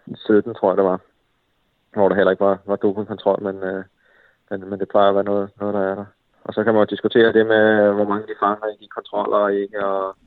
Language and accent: Danish; Denmark; jeg er dansker